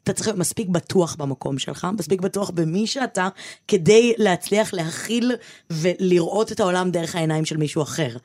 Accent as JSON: {"language": "Hebrew", "town": "Givatayim", "region": "Tel Aviv District", "country": "Israel", "said": "מהאשכנזיות שלי, מהלבנות שלי, מהגבעתיים שלי"}